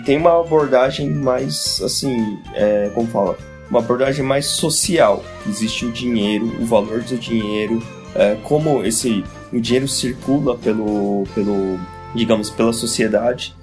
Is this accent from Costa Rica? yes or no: no; Japan; Portuguese is a second language; moved away as an adult; also born or lived in Brazil; now in São Paulo, Brazil; eu fui pequeno para lá e eu cresci lá, seria mais normal para mim falar que para mim foi normal minha infância, minha adolescência lá no Japão